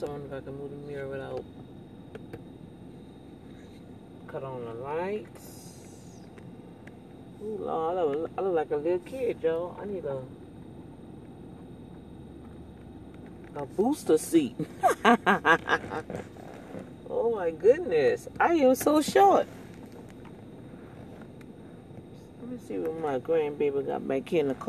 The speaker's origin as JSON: {"language": "English", "town": "New Orleans", "region": "Louisiana", "country": "United States", "said": "I'm originally from the East Bank"}